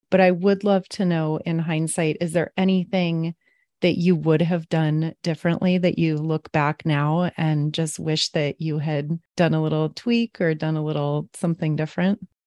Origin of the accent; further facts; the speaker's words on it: San Diego, California, United States; I'm from San Diego